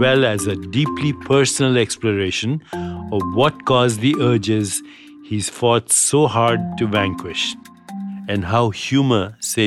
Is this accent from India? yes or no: yes; India; moved away; my home country of India